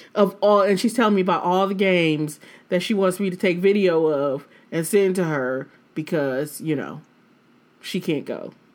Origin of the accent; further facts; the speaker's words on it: Detroit, Michigan, United States; I'm from Detroit